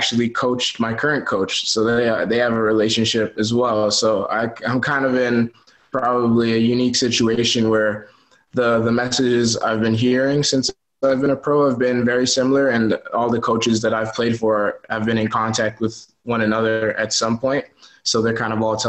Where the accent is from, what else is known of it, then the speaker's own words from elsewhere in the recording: Canada; moved away as an adult; also born or lived in Frankfurt / Helsinki / Oshkosh, Wisconsin / Vermont; now in Germany; I'm Canadian